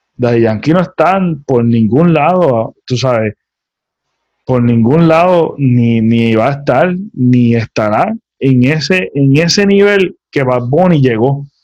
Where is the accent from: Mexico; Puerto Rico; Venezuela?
Puerto Rico; como puertorriqueños